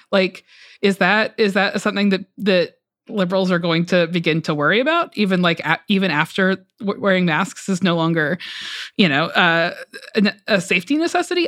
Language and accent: English; Georgia, United States; moved away; I am from Georgia, um, and my parents live in Metro Atlanta.